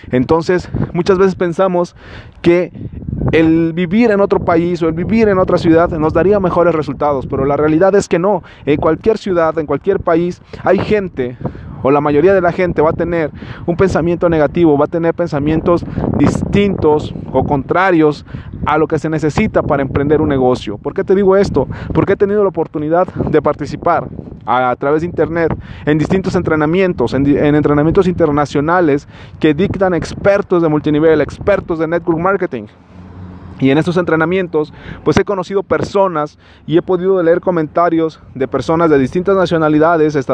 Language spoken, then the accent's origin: Spanish; Mexico; sobre todo si vives en Latinoamérica, como yo, que soy mexicano, vivo en México